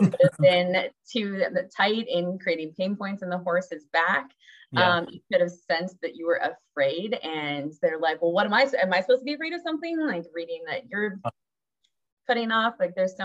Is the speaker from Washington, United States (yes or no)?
yes; Washington, United States; moved away as an adult; now in Charlottesville, United States; I'm originally from Washington State